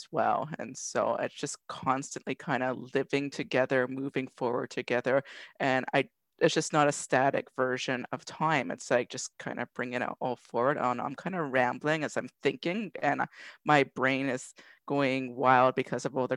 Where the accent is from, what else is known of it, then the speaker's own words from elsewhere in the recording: Toronto, Ontario, Canada; I grew up far away from, you know, my nation, and I grew up in Toronto. I'm in Scarborough again.